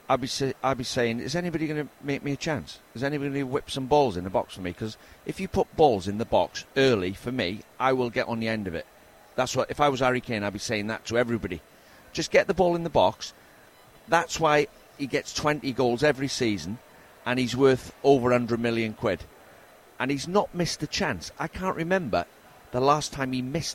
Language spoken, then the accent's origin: English; Wales, United Kingdom; I'm in Welsh